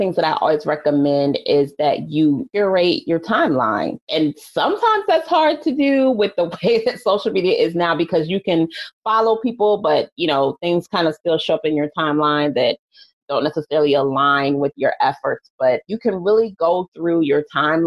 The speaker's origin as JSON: {"language": "English", "country": "United States", "said": "as an American culture"}